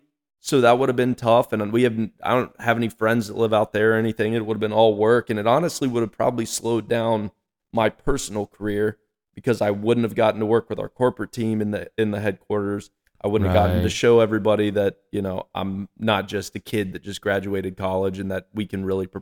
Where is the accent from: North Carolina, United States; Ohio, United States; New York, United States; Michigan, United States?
North Carolina, United States; also born or lived in Texas; And grew up in North Carolina my entire life.